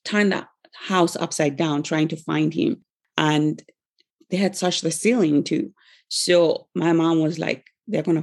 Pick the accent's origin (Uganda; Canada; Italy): Uganda; I'm from Africa, from Uganda in East Africa